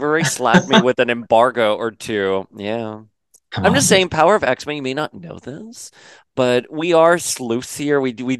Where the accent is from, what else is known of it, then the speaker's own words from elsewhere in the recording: Florida, United States; And growing up in Florida, you hear all these stories of the mouse and all those rules.